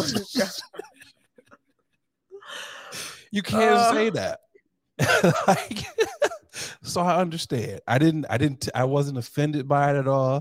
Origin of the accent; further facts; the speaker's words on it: Saginaw, Michigan, United States; I'm from Saginaw, Michigan